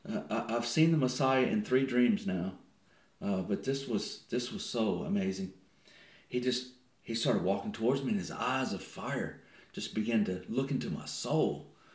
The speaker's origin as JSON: {"language": "English", "region": "Texas", "country": "United States", "moved": "as an adult", "lives_now": "New Zealand", "said": "I'm from Texas and I'm living here. I'm a resident here."}